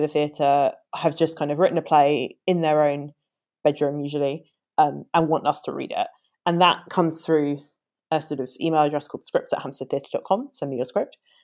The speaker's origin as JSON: {"language": "English", "region": "London", "country": "United Kingdom", "tie": "born or raised there", "said": "I am uh, born and bred Londoner."}